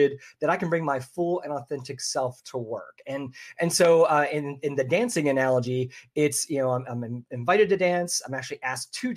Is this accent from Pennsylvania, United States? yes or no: yes; Philadelphia, Pennsylvania, United States; now in Orlando, United States; I'm originally from the Philadelphia area